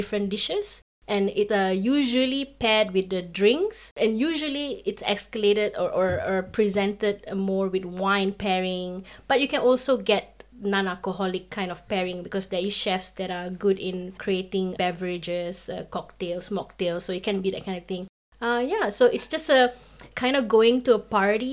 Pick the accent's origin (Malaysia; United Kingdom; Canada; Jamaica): Malaysia; moved away as an adult; now in Kraków, Poland; raised as an Indian, but born in Malaysia